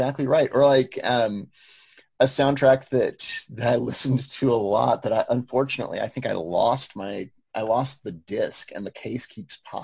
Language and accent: English; Choctaw, Oklahoma, United States; I'm from Choctaw, and not Choctaw the way it is today. Choctaw back in the day when it was still kind of a sleepy, kind of barely suburb. I grew up across the street from a cow pasture.